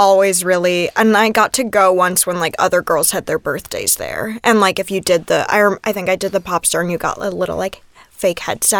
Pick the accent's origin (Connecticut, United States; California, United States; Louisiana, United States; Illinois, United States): Illinois, United States; Oak Park